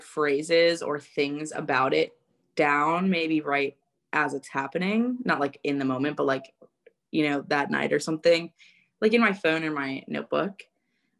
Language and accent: English; New York, United States; now in Nashville, United States; growing up in New York